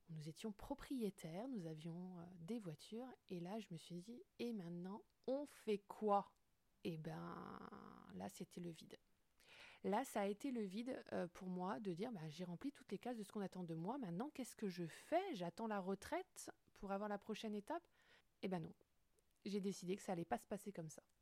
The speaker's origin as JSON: {"language": "French", "region": "Brittany", "country": "France", "said": "je dirais que je suis une femme, que je suis bretonne, j'habite à Brest, je suis entrepreneuse depuis 2020"}